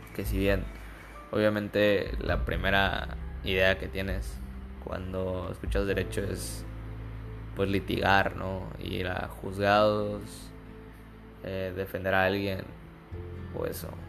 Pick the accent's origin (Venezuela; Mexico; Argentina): Mexico; Campeche; soy de Campeche